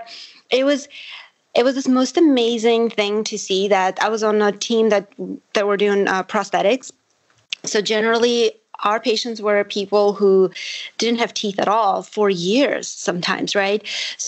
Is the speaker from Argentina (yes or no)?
no; Armenia; first language Armenian; English is a second language; I'm Armenian. So my first language is Armenian.